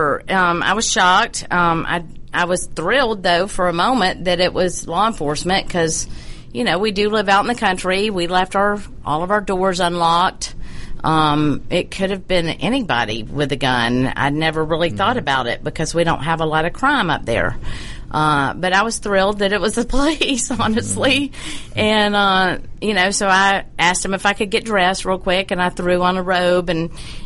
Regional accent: United States; I'm an American

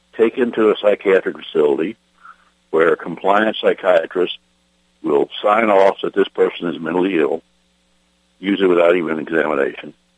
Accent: Texas, United States; my hometown in Texas

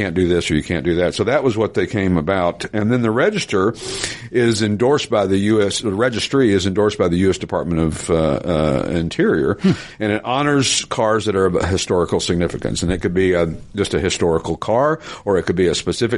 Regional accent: East Tennessee, United States; I'm from East Tennessee

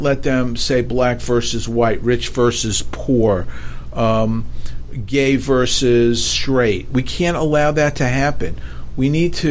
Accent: New York City, New York, United States; moved away; growing up in New York, I couldn't wait to get out of New York

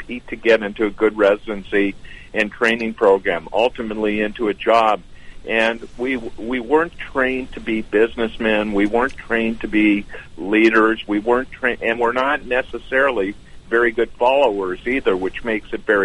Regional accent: Canada; moved away as an adult; also born or lived in Los Angeles, United States; now in Toronto, Canada; as a Canadian with dual citizenship, I'm also a proud American. I went to medical school in Canada and left immediately after I finished

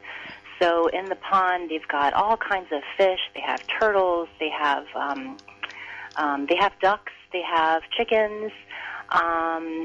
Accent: United States; I'm Chinese American. I was born here. My parents were the first generation to arrive here.

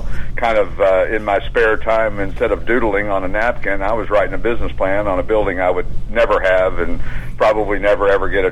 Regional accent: East Tennessee, United States; now in Morgantown, Pennsylvania, United States; I'm from East Tennessee originally.

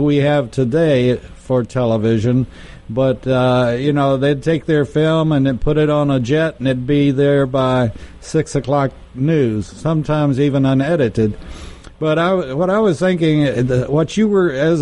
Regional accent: Texas, United States; I'm from Texas

